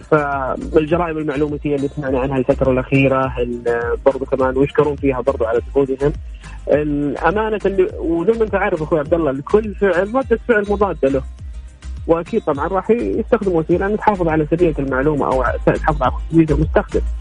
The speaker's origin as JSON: {"language": "Arabic", "country": "Saudi Arabia", "said": "عندنا في السعوديه"}